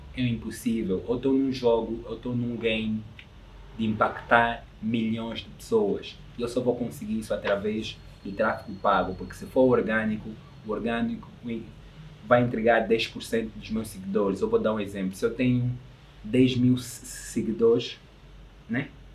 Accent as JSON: {"language": "Portuguese", "country": "Angola", "said": "eu sou angolano"}